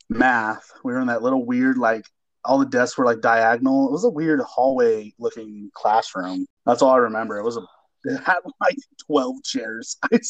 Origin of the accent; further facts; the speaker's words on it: Rosemead, California, United States; So I grew up in Rosemead, California. That's about in the SoCal area. It was very nice where I lived.